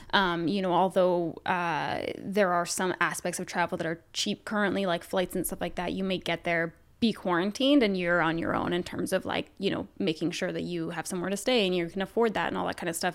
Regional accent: Canada; being Canadian

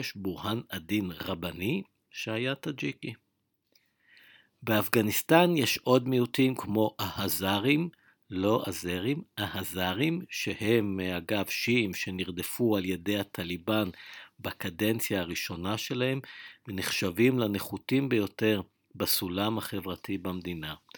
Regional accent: Israel

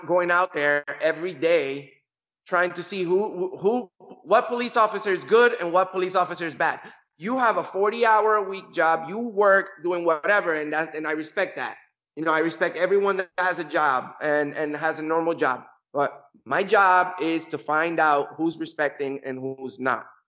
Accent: Kissimmee, Florida, United States; my hometown in Kissimmee, Florida

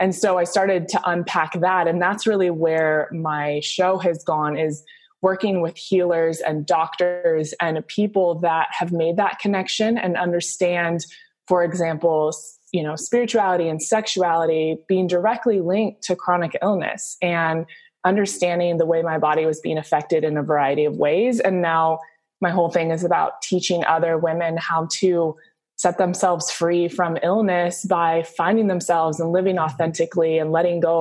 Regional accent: Southern California, United States; I grew up in Southern California, played volleyball at USC

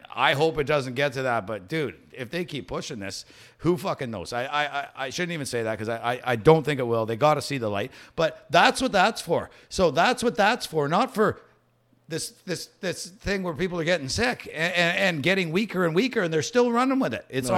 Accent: Saskatchewan, Canada; Yeah, I'm from Saskatchewan. Yeah, I used to work throwing hay bales all day long for 20 years of my life.

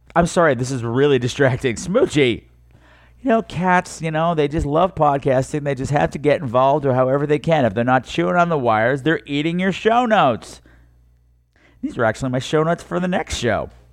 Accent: United States; I'm from New York

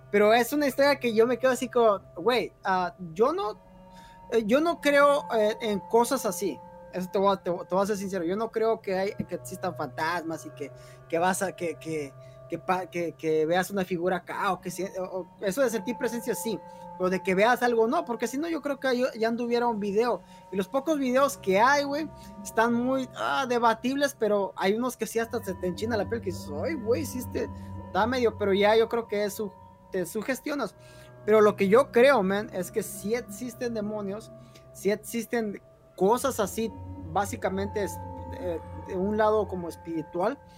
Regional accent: Guerrero, Mexico; Igual a Guerrero. Es, está, todo, todo hasta el sur de, México.

